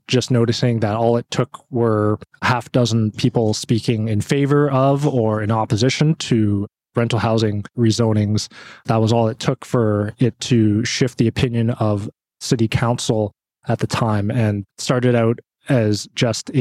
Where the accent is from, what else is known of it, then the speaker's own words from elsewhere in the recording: Vancouver, British Columbia, Canada; born and raised in Vancouver